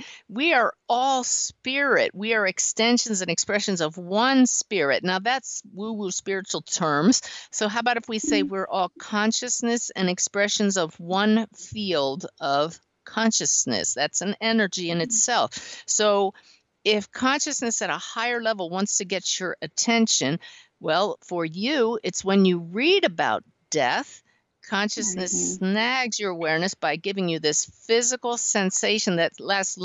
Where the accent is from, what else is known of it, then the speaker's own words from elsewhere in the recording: West Chester, Pennsylvania, United States; I grew up near Delaware in Westchester, Pennsylvania